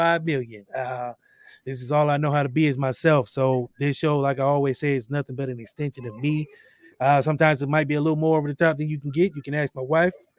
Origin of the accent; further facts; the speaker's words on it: Akron, Ohio, United States; Growing up in Akron, Ohio